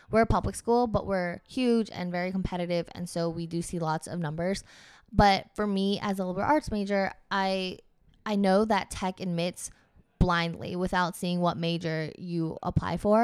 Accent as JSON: {"language": "English", "region": "Georgia", "country": "United States", "said": "I'm from Georgia, so in my head, tech was just, like, where all the STEM kids from my high school end"}